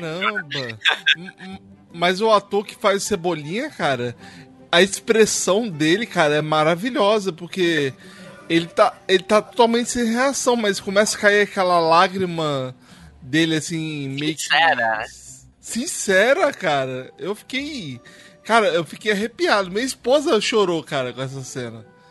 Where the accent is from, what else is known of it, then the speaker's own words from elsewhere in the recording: Brazil; now in United States; remete muito a aventuras que a gente passou aí, principalmente na nossa infância aí no Brasil